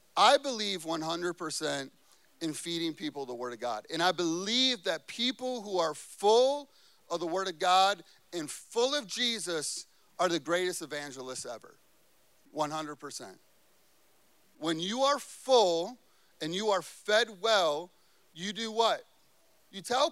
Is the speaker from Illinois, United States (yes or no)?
yes; Chicago, Illinois, United States; moved away; I grew up in Chicago